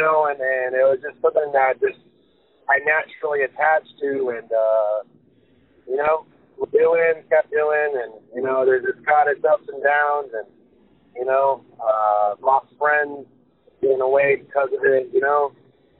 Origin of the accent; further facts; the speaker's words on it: Lynwood, California, United States; I grew up in Lynwood, which is over by the Long Beach side of town